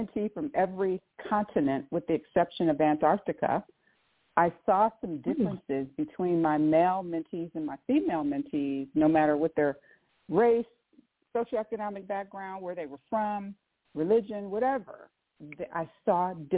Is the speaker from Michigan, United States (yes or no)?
yes; Saginaw, Michigan, United States; also born or lived in Southfield, Michigan; now in Cincinnati, United States; I grew up in Saginaw, Michigan.